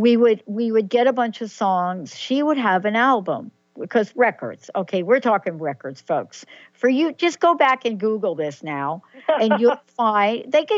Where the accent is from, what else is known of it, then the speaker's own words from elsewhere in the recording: New York, United States; I'm a girl from the Bronx, New York, whose dad happened to remarry after my birth mom passed away.